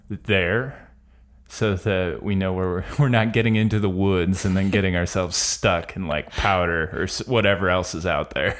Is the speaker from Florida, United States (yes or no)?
yes; Florida, United States; I'm from Florida